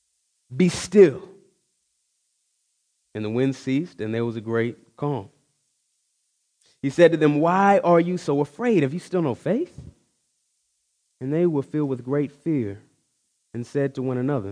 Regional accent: Texas, United States; I grew up in Texas

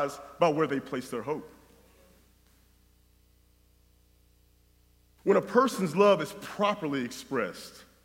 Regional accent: North Carolina, United States; moved away; my wife and I grew up in North Carolina

